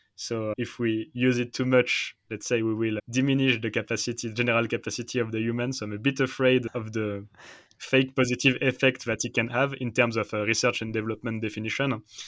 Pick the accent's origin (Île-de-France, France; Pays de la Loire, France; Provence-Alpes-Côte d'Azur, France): Île-de-France, France; Paris; English is a second language; moved away as an adult; now in Switzerland; I'm French. I'm from Paris. But now I'm in Switzerland